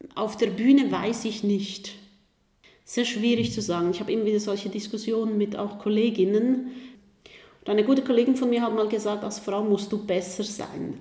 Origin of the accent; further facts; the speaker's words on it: Switzerland; Als Schweizerin